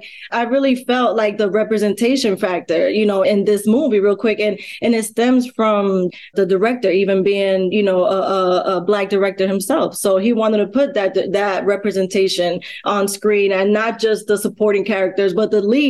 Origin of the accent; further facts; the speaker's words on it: United States; I'm American. I was born in America.